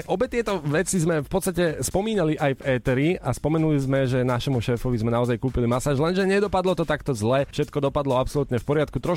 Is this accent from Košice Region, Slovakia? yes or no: yes; Košice, Košice Region, Slovakia; No, tak rodáci sme obidva